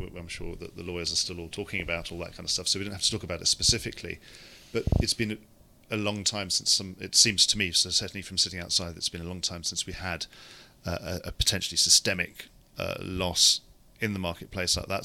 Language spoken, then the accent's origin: English; United Kingdom; as a Brit